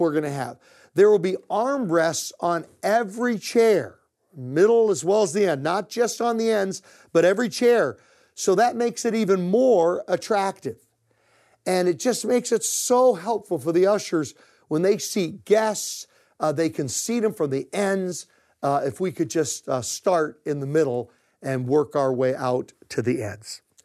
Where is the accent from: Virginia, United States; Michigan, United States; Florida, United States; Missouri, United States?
Virginia, United States; moved away; I grew up in Virginia